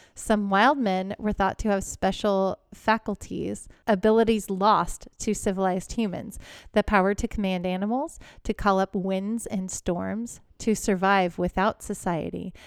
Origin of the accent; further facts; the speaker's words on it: Houston, Texas, United States; I grew up in Houston